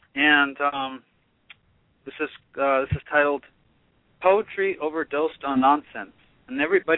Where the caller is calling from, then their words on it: Los Angeles, California, United States; I'm calling from Hollywood.